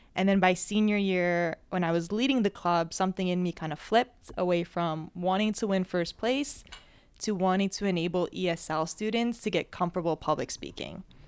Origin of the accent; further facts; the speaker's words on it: New Jersey, United States; I was born and raised in Jersey